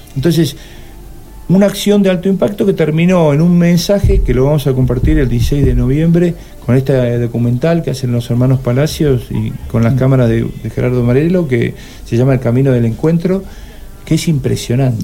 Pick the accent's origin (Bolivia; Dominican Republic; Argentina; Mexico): Argentina; Los argentinos somos